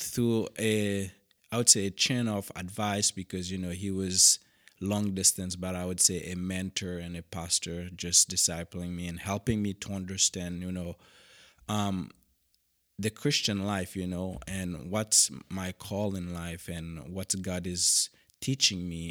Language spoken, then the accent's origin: English; Cap-Haïtien, Haiti; English is a second language; moved away as an adult; now in Western Washington, United States; originally I grew up in Haiti